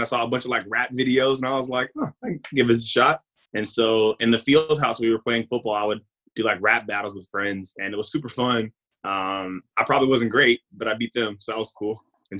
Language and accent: English; Mississippi, United States; also born or lived in California; I was born in Cali, but I was raised in Mississippi